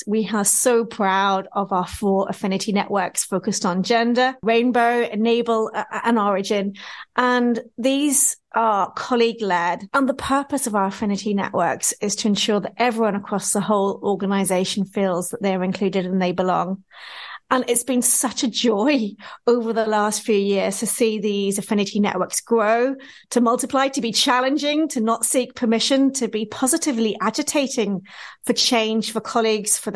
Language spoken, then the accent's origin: English; Wales, United Kingdom; moved away as an adult; now in Northern Ireland, United Kingdom; I'm originally Welsh